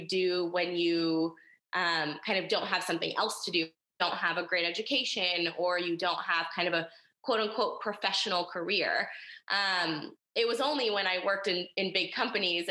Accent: Texas, United States; moved away; also born or lived in Los Angeles; I'm from a small town in Texas called Bliss

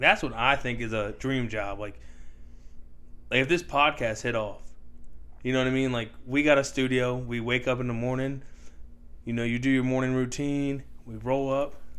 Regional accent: United States; we're American

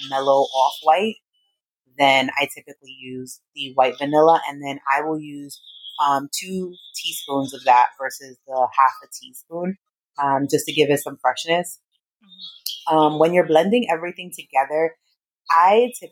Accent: New York City, New York, United States; also born or lived in Brooklyn, New York / San Diego, California; I am originally from the Bronx. Well, I was born in Brooklyn, in New York, but I lived almost my entire life in the Bronx

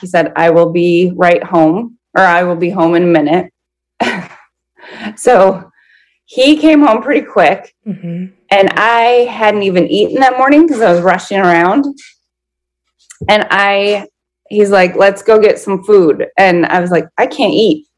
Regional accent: Minnesota, United States; I'm 39 and I'm from Minnesota

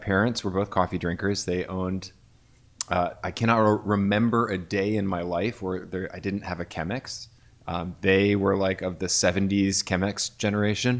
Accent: Bloomington, Indiana, United States; I worked for a cafe in my hometown of Bloomington, Indiana that roasted its own coffee

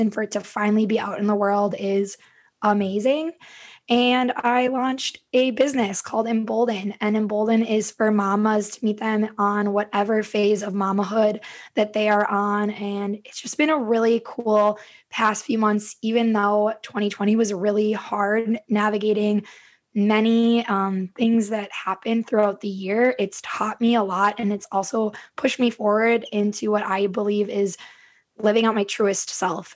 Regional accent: Stillwater, Minnesota, United States; also born or lived in Lake Elmo, Minnesota; I am a Minnesota native. I grew up in Stillwater, Minnesota, and I now live in Lake Elmo

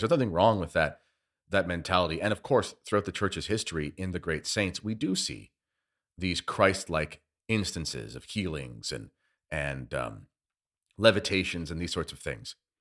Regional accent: Canada; as a Canadian

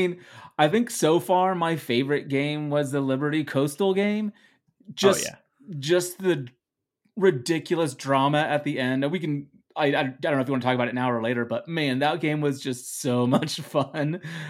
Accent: Netherlands; English is a second language; Please remember, everyone, that English is my second language. I am from the Netherlands, so that's always my excuse.

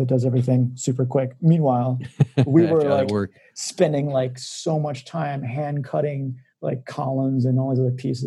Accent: McHenry, Illinois, United States; I'm from McHenry

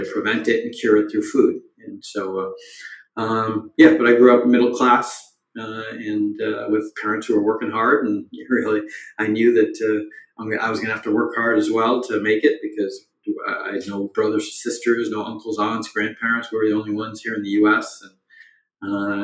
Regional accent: Boston, Massachusetts, United States; I grew up in Boston in the 70s and 80s as the child of Indian immigrants

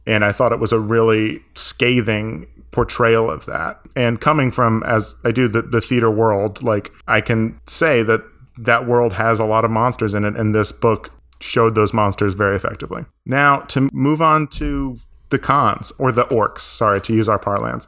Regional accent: Maine, United States; I grew up in Maine.

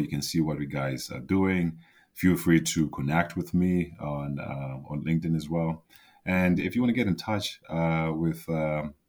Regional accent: Zimbabwe; I grew up in Zimbabwe

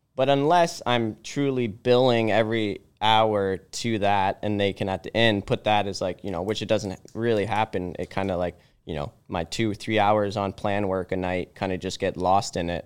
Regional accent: Aurora, Ontario, Canada; I grew up in Aurora here

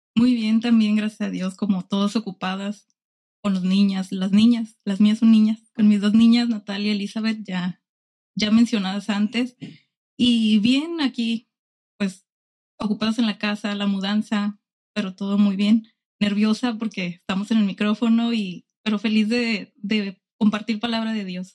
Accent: Tijuana, Baja California, Mexico; also born or lived in Ensenada; nací en Ensenada, crecí en Tijuana

